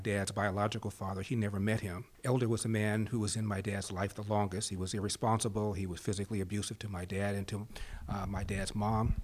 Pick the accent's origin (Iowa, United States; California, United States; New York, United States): California, United States; Los Angeles; was born and raised in Los Angeles.